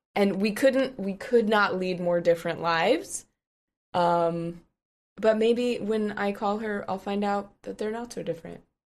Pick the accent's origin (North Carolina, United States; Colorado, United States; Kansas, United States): Colorado, United States; I'm from Colorado